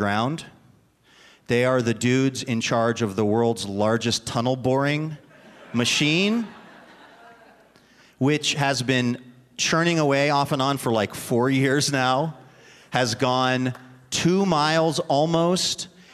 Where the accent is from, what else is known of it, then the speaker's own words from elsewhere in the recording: the Northwest, Pacific Northwest, United States; because I am from the Northwest